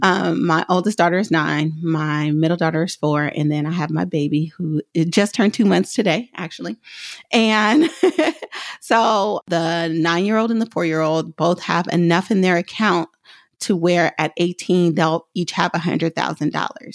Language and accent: English; Oakland, California, United States; I'm from Oakland, so I say hella simple